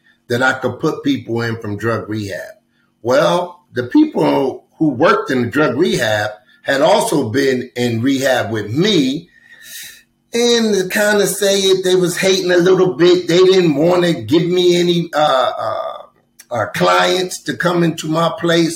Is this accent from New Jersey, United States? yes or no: yes; Trenton, New Jersey, United States; moved away as an adult; now in Atlanta, United States; I grew up in Trenton, New Jersey